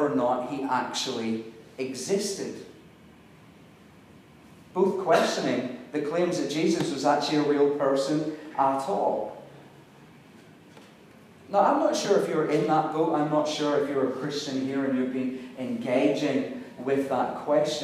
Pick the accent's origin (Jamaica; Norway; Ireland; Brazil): Ireland; I'm Irish